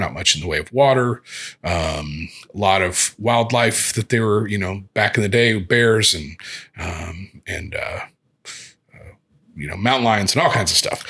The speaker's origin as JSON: {"language": "English", "town": "Evansville", "region": "Indiana", "country": "United States", "tie": "born or raised there", "said": "I grew up in Evansville, which is down on the Indiana-Kentucky border, southwest border"}